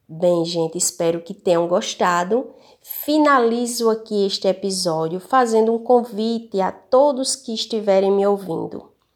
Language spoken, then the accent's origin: Portuguese; Paulista, Paraíba, Brazil; da minha terrinha, Paulista.